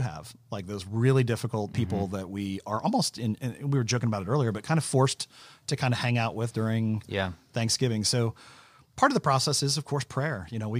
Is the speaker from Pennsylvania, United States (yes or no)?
no; West Virginia, United States; We're from West Virginia.